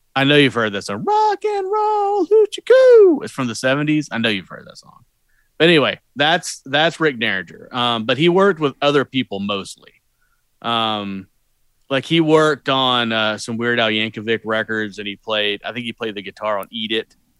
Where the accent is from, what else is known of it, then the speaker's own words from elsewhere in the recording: Southeast, United States; I'm from the Southeast.